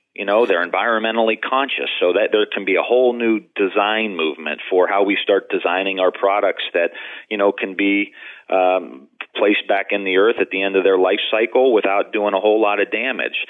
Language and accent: English; Youngstown, Ohio, United States; I'm from Youngstown, Ohio